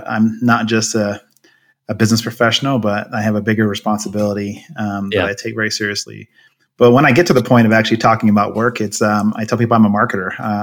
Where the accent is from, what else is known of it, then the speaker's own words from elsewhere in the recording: Coventry, West Midlands, United Kingdom; also born or lived in Germany / Knightdale, North Carolina, United States / Seattle, Washington, United States; now in Highland, United States; And then when I was about 10, we moved to England. So I lived in a town called Coventry.